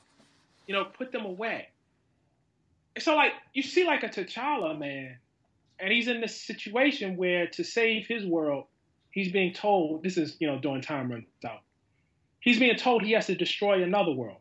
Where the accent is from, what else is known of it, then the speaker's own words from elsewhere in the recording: Baltimore, Maryland, United States; As a kid, I grew up in West Baltimore